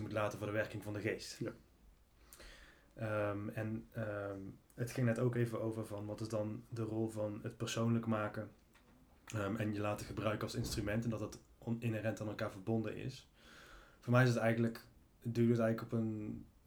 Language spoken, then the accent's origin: Dutch; Valkenswaard, North Brabant, Netherlands; de gemeente waar ik vandaan kom, Evangelische gemeente in Valkenswaard